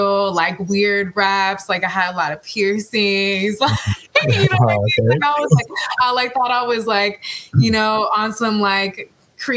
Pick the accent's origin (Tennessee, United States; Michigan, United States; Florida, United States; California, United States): California, United States; San Francisco; I'm from San Francisco, California. I've lived many places, but I'm back in the Bay living right now.